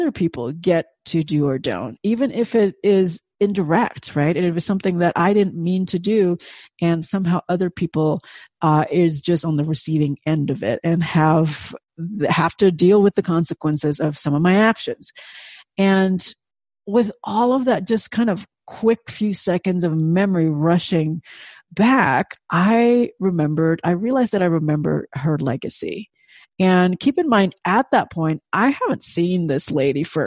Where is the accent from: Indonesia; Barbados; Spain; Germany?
Indonesia; first language Indonesian; English is a second language; moved away as an adult; in Indonesian, of course, my native tongue